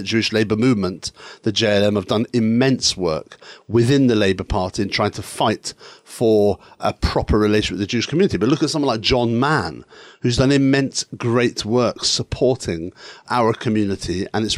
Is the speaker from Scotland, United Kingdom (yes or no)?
yes; Edinburgh, Scotland, United Kingdom; I was brought up in Edinburgh Pentland, which was Malcolm Rifkin's constituency